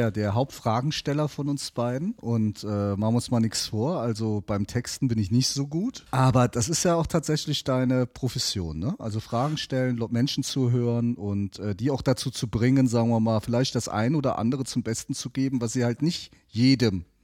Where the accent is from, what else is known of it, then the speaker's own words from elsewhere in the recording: Neuwied, Rhineland-Palatinate, Germany; born there; und ja, jetzt ist es raus, man hört es auch, auch ich bin gebürtiger Neuwieder.